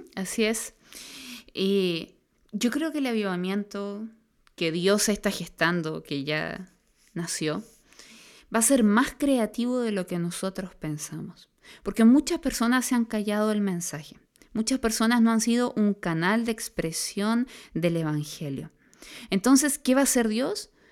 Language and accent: Spanish; Concepción, Biobío, Chile; Nosotros vivimos en una cultura chilena y más específicamente los que somos aquí de Conce, una cultura penquista